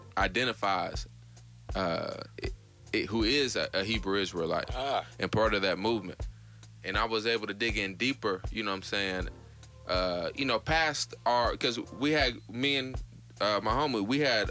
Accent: Evansville, Indiana, United States; moved away; travel back to Evansville, my hometown

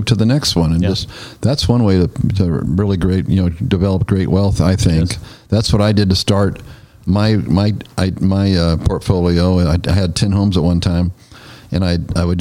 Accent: Northern California, United States; now in Nashville, United States; I'm from Northern California. That's where I was born and raised.

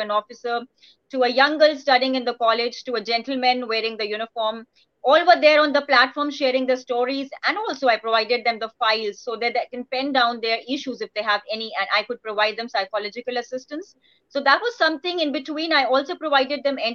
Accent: India; being an Indian

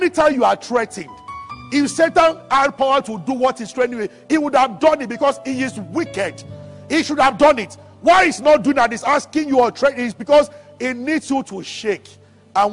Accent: Nigeria

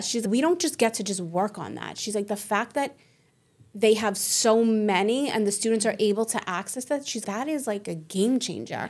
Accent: New York City, New York, United States; I'm born and raised in Staten Island

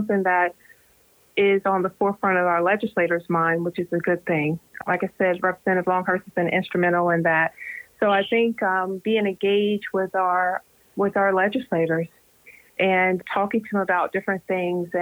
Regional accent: Charlotte, North Carolina, United States; moved away as an adult; I'm originally from Charlotte

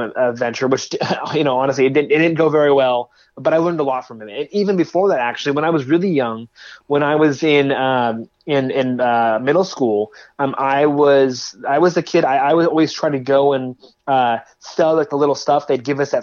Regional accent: California, United States; I grew up out here in California

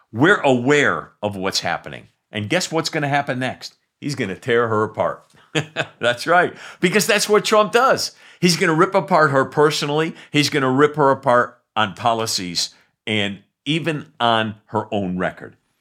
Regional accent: New England, United States; I love New Englanders. I'm from New England

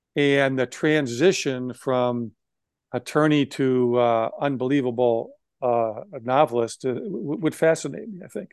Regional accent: Wisconsin, United States; I grew up in Wisconsin

